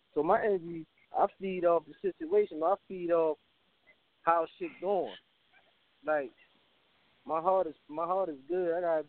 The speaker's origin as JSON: {"language": "English", "town": "Baltimore", "region": "Maryland", "country": "United States", "said": "I'm from Northwest Baltimore Park, right? You feel me? 21215."}